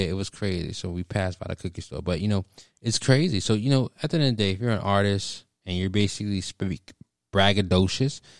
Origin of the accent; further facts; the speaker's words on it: Stafford, Virginia, United States; I'm from Stafford